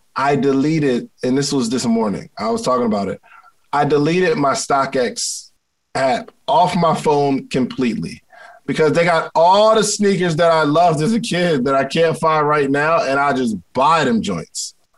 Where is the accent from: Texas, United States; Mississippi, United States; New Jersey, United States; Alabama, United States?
New Jersey, United States; Willingboro; growing up in Willingboro, New Jersey